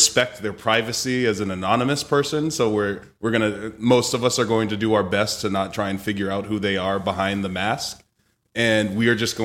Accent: Boston, Massachusetts, United States; moved away; I'm from Boston originally

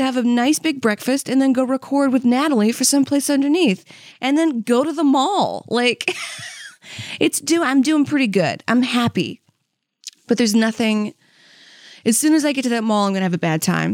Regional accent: Saudi Arabia; moved away; I'm from Saudi Arabia

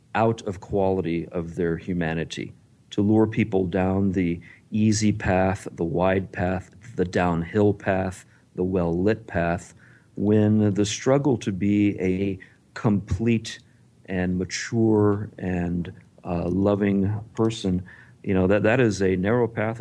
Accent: Texas, United States; I grew up in Texas

